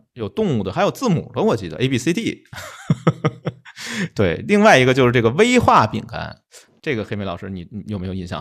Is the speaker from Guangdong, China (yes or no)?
no; Beijing, China; 用我们北京话说拿勺蒯